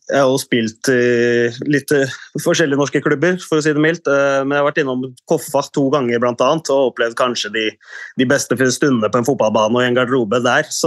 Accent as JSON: {"language": "Norwegian", "town": "Sarpsborg", "region": "Østfold", "country": "Norway", "said": "så er jeg jo fra Sarpsborg, og det vil jeg alltid være"}